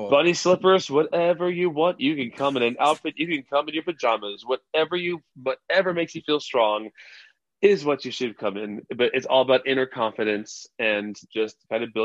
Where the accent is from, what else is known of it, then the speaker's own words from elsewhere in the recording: Texas, United States; I'm broadcasting from Texas, you know, where I grew up